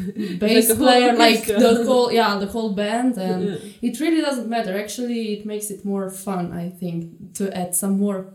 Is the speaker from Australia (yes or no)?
no; Ajdovščina, Slovenia; moved away as an adult; also born or lived in Ljubljana; now in Munich, Germany; I come from Slovenia. Yeah. Otherwise, I come from. I mean, I studied in Ljubljana. I come from the little town Ajdovština, which is on the border, quite close to border to Italy.